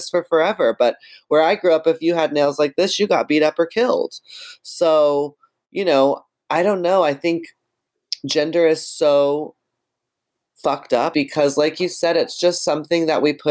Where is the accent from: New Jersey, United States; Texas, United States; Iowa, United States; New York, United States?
Texas, United States; in Texas, where I'm from